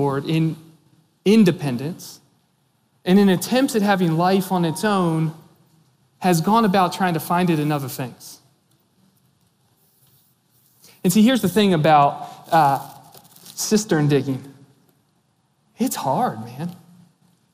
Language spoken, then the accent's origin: English; Maryland, United States; I grew up in Maryland, in the hills of Maryland, right on the Appalachian Trail